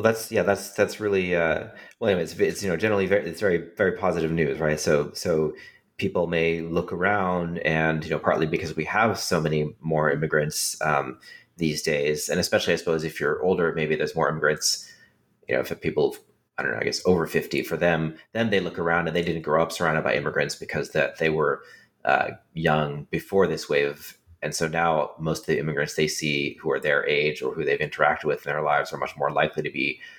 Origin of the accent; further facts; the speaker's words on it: California, United States; How about just because I grew up in California with a lot of immigrant children in my classes